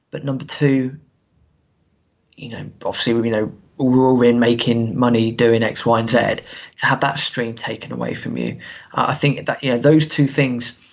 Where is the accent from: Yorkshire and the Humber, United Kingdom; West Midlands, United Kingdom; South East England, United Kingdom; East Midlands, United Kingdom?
South East England, United Kingdom; Reading; So I'm from Reading. I started getting into football in about 95, 96.